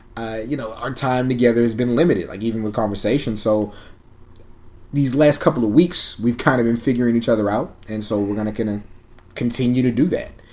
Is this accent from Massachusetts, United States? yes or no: no; San Antonio, Texas, United States; also born or lived in Camp Springs, Maryland; now in Austin, United States; I'm was born in Camp Springs, Maryland. I grew up in San Antonio, Texas, and I currently reside in Austin, Texas.